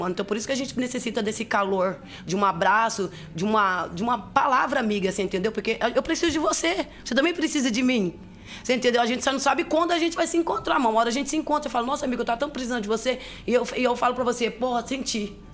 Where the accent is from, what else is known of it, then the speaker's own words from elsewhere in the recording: Toledo, Paraná, Brazil; now in Londrina, Brazil; em Toledo, sou de Toledo.